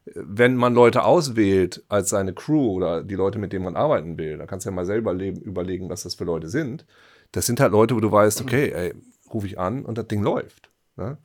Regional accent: East Frisia, Lower Saxony, Germany; ich bin Ostfriese

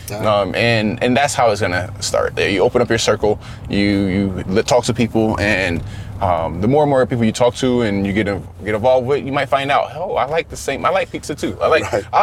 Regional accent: the South, United States; I understand growing up in the South, I've been discriminated against.

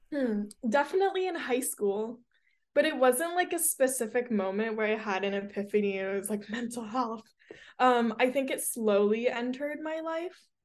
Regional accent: Hermosa Beach, California, United States; I'm from Hermosa

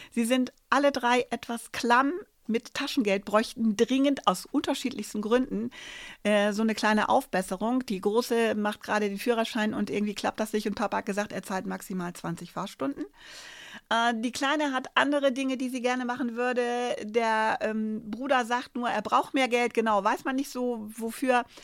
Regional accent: Bavaria, Germany; Ich komme aus Bayern. Da war das alles ganz anders.

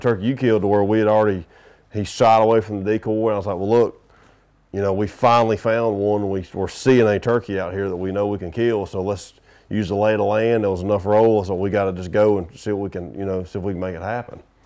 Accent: the South, United States; I'm from the South

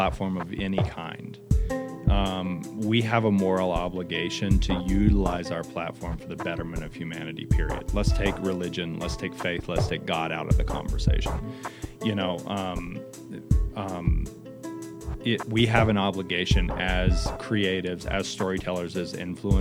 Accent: United States; as an American citizen

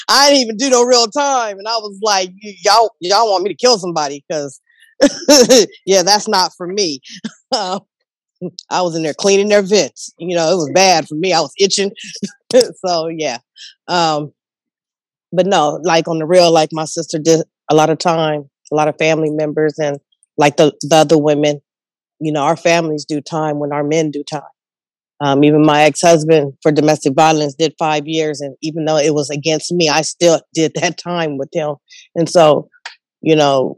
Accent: Richmond, California, United States; also born or lived in San Francisco; growing up in Richmond and Frisco

